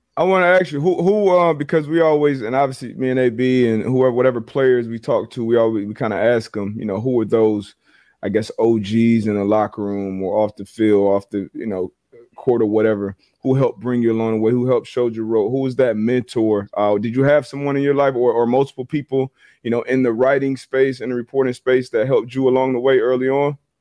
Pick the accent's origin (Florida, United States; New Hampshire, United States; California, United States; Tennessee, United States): Florida, United States; Fort Lauderdale; moved away as an adult; also born or lived in Connecticut; growing up in South Florida